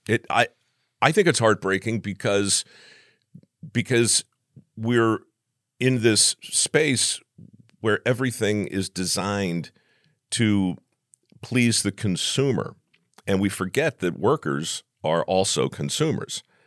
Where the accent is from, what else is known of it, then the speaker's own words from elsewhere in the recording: Baltimore, Maryland, United States; moved away; I grew up in Baltimore